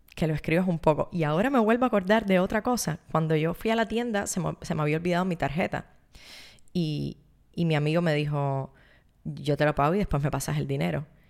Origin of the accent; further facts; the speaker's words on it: Cuba; vengo de Cuba, donde nos ha enseñado que todos tenemos los mismos